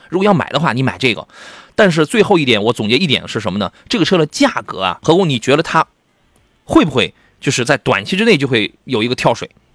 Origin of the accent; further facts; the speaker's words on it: Qingdao, Shandong, China; now in Jinan, China; 因为那是我的家乡